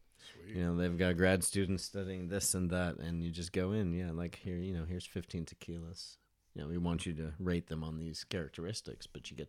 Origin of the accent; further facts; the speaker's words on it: San Diego, California, United States; You know, growing up in San Diego, maybe it's not that different, but it's just such a cool place.